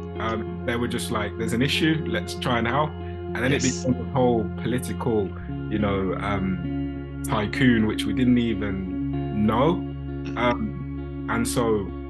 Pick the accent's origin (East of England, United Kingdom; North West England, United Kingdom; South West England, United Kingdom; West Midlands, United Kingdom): West Midlands, United Kingdom; Birmingham; I grew up in Erdington on a council estate